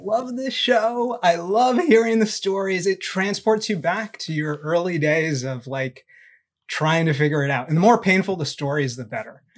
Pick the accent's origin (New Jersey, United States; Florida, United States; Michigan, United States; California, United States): California, United States; Southern; I grew up in Southern California